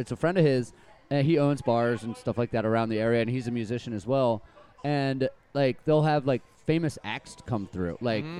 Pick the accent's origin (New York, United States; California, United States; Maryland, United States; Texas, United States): Maryland, United States; Catonsville; there's a place in my hometown in Baltimore, well, Catonsville in Maryland